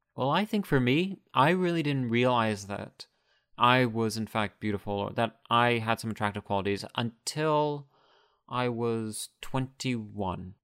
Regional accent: United States; growing up in the United States

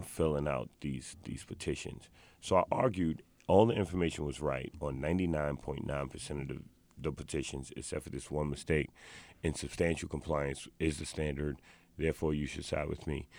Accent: New York City, New York, United States; I was born and raised in the South Bronx

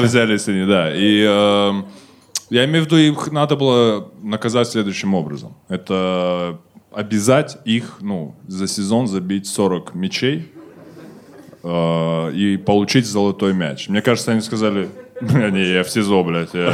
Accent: Kazakhstan; мы казахи

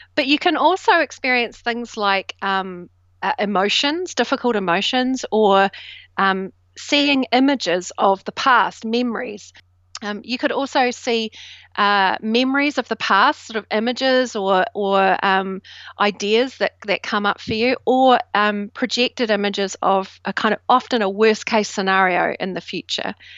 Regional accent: New Zealand; now in United Kingdom; I grew up in New Zealand, and I was the first generation immigrant of um, British

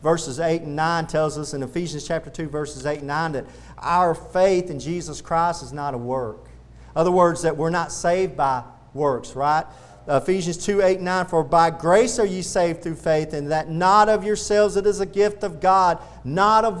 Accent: the South, United States; accent: Southern; Southerners talk that way is because we were raised on the Bible

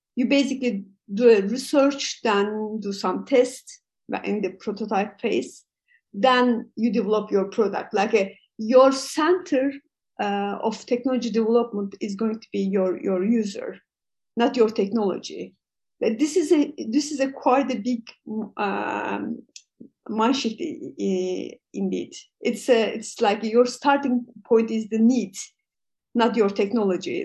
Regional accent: Turkey; also born or lived in Europe; I'm from uh, uh, Turkey. Uh, I'm based in uh, Istanbul

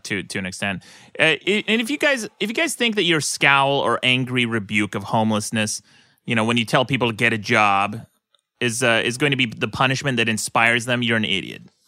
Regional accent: Utah, United States; moved away; my own home state of Utah

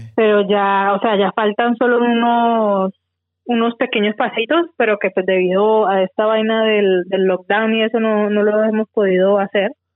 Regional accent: Tuluá, Valle del Cauca, Colombia; moved away as an adult; now in Australia; yo soy de, de Tuluá, Valle, eh, de Colombia. Eh, llevo aquí en Australia ya mm, ocho años viviendo aquí.

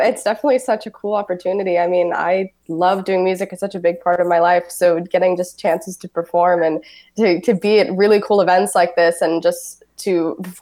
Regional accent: Suwanee, Georgia, United States; I grew up in Suwanee, Georgia

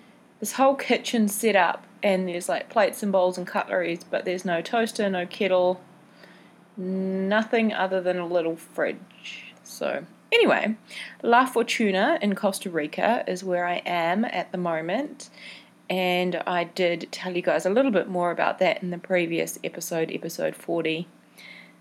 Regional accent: Mount Maunganui, Bay of Plenty, New Zealand; moved away; My hometown, Mount Maunganui, is a beautiful beach town back in New Zealand

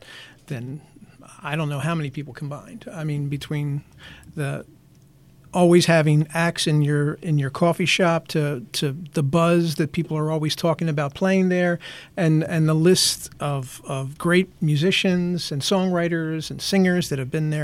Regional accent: New Jersey, United States; also born or lived in Philadelphia, Pennsylvania / Las Vegas, Nevada; I was born in Philadelphia. Oh, nice. Yeah. And then... I stayed most of the... I've lived in South Jersey most of my life.

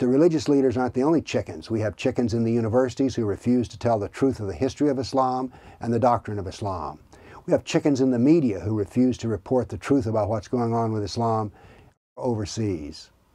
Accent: the South, United States; now in Tennessee, United States; I was raised in the South

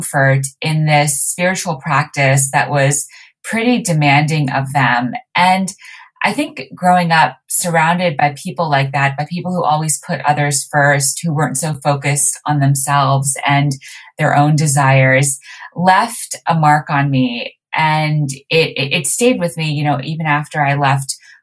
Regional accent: Montreal, Quebec, Canada; So I was raised in Montreal

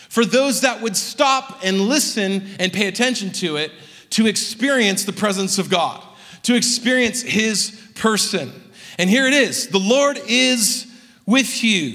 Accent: Southern California, United States; now in Salt Lake City, United States; growing up in Southern California

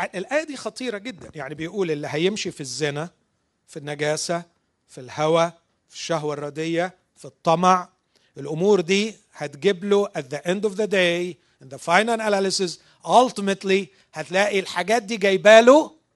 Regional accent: Egypt; عندنا في مصر

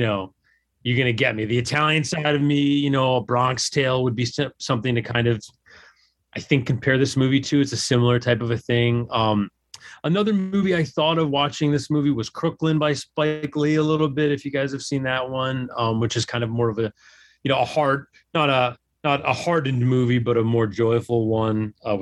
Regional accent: Ireland; it could have just be because I'm Irish.

